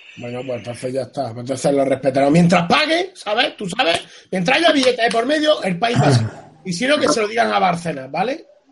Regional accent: Spain; la gente que somos de España

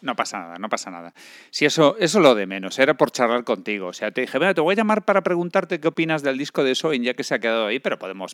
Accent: Galicia, Spain; moved away; Yo soy un gallego errante

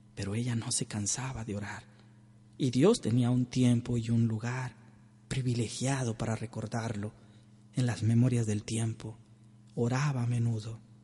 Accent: Tamaulipas, Mexico; las oraciones que hacemos a Tamaulipas. Oramos, oramos por mi tierra

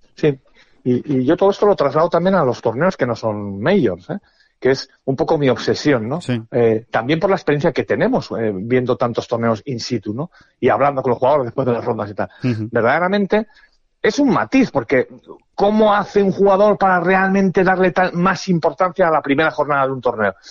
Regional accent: Spain; somos muy españoles

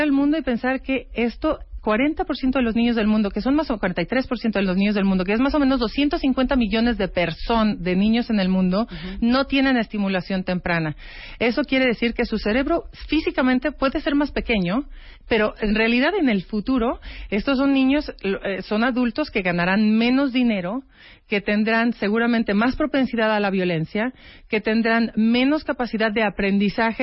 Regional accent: Mexico; como mexicana

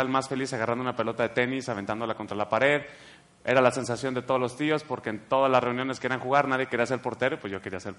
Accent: Guadalajara, Jalisco, Mexico; born there; Aquí mero en Guadalajara. Tapatío, ah, brother. 100%.

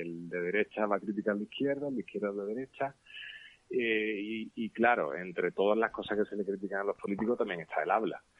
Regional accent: Cádiz, Andalusia, Spain; yo, que soy de Cádiz

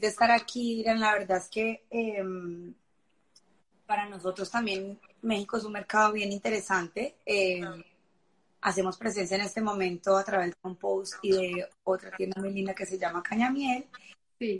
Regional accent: Colombia; moved away; siendo colombiana

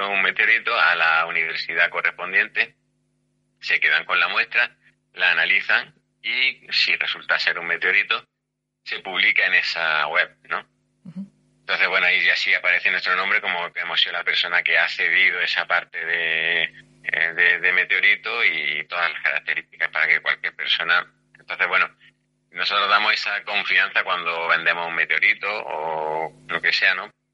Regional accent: Granada, Andalusia, Spain; somos de Granada

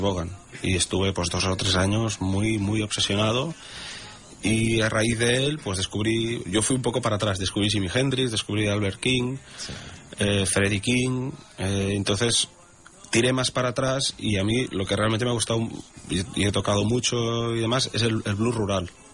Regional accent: Sabadell, Catalonia, Spain; moved away as an adult; now in Tossa de Mar, Spain; yo vivo, aquí hace casi ocho años. Soy de Sabadell

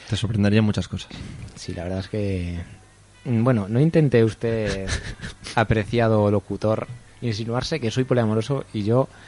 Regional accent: Burgos, Castile and León, Spain; de Burgos.

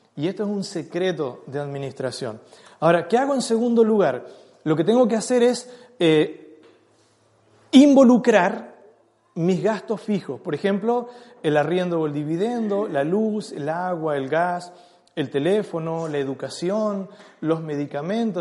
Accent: Chile; nosotros como, chilenos tenemos muchas cosas que son parte de nuestra cultura impuesta

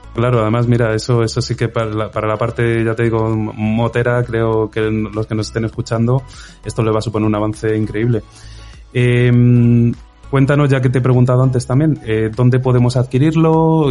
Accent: Spain; como español

